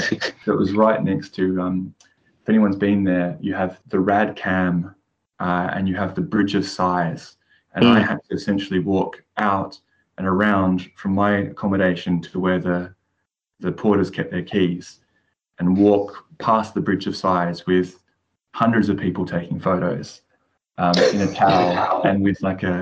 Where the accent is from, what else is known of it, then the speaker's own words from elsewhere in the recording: Australia; now in England; a pivotal moment for me was when I came from Australia to England and started studying.